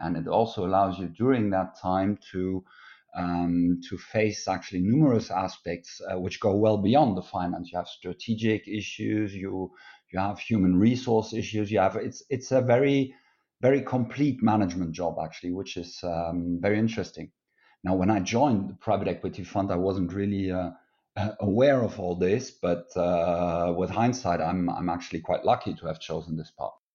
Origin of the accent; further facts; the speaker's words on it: Luxembourg; moved away as an adult; also born or lived in France / Germany (origin); German origin, but I grew up in Luxembourg, and I am, uh, Luxembourger since my eighteenth birthday